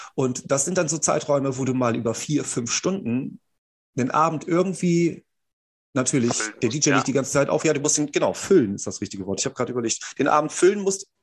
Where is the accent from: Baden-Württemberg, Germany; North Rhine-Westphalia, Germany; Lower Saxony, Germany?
Lower Saxony, Germany; Fischerhude; wir haben ein Maifest bei uns in Fischerhude